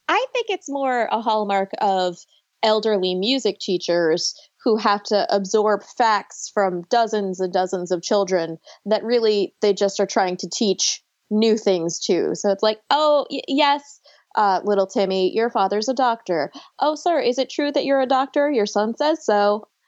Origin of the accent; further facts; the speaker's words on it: Buffalo, New York, United States; also born or lived in Long Island, New York; now in North Carolina, United States; I was born on Long Island and I grew up in Buffalo and now I live in North Carolina